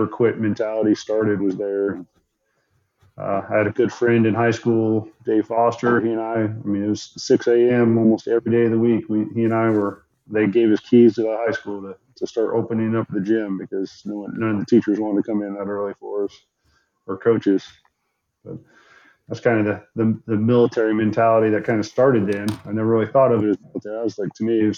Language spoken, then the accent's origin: English; Attica, Indiana, United States; moved away as an adult; I grew up in Attic, Indiana